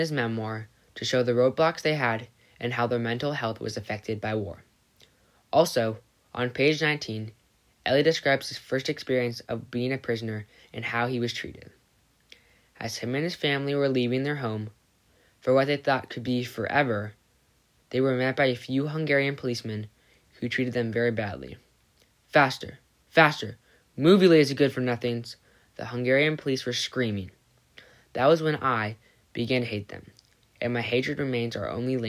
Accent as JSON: {"language": "English", "town": "San Diego", "region": "California", "country": "United States", "tie": "born or raised there", "said": "I grew up here in San Diego"}